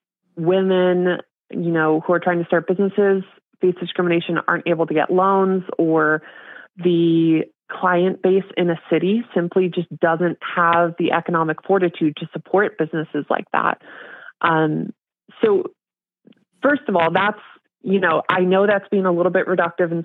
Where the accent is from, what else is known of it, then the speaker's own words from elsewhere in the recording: Portland, Oregon, United States; I'm from Portland